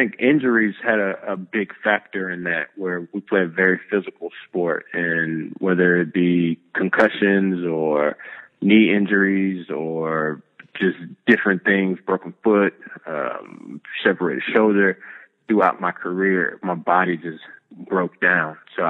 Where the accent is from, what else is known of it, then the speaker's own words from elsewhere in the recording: the South, United States; Yeah, so I'm from the South, and if they even think it's going to snow, the city shuts down for at least a week.